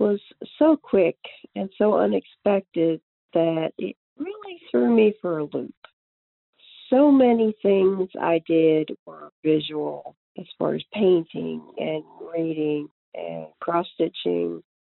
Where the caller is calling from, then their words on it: Middlesex, North Carolina, United States; I am calling from Middlesex, North Carolina.